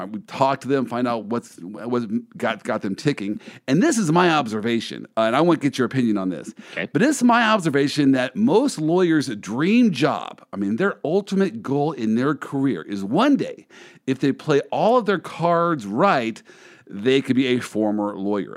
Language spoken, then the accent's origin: English; Kansas City, United States; I'm from the Midwest. Uh, I am from mm-hmm. Kansas City